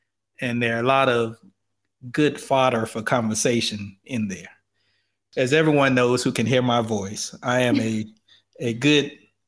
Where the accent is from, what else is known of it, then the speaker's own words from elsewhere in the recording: the South, United States; as a Black son of the South